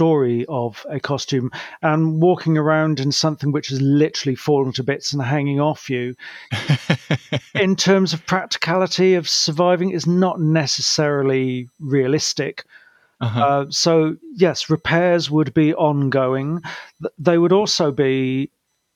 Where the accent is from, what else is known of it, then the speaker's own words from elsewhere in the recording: United Kingdom; also born or lived in Cardiff; as a Brit